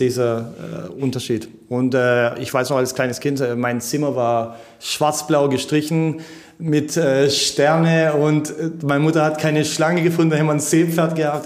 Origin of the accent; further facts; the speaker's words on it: Germany; ich bin hier geboren in Bad und meine ganzen Freunde sind hier